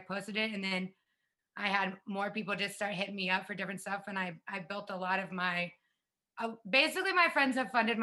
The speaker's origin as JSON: {"language": "English", "region": "South Carolina", "country": "United States", "tie": "born or raised there", "moved": "as an adult", "lives_now": "Las Vegas, United States", "said": "I grew up in the South"}